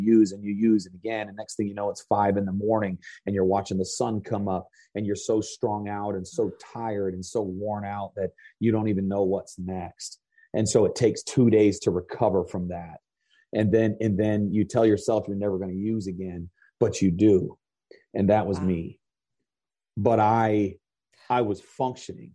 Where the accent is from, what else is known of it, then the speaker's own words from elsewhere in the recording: Vermont, United States; I grew up in Vermont. I grew up on a dairy farm